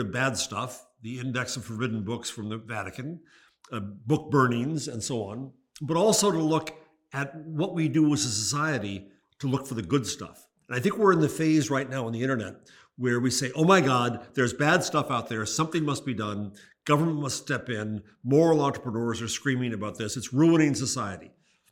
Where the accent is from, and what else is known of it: United States